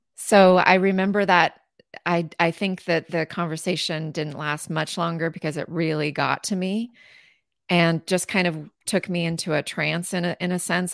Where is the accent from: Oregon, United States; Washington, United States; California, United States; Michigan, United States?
Washington, United States; Southeastern; I'm from Southeastern Washington, very uh, hot summers. It is desert. It is not like Seattle at all